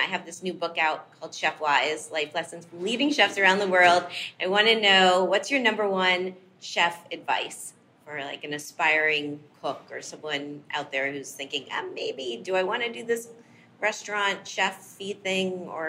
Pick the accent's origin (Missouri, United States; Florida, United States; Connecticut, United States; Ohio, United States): Florida, United States; Miami; My hometown.